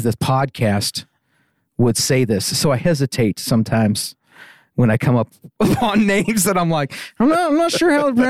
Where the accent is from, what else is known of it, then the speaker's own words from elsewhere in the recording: Southwestern California, United States; moved away as an adult; now in Borger, United States; I grew up in California where we pronounce things correctly.